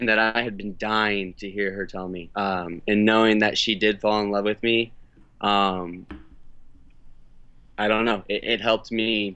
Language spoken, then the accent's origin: English; St. Augustine, Florida, United States; in my hometown, you know, half in St. Augustine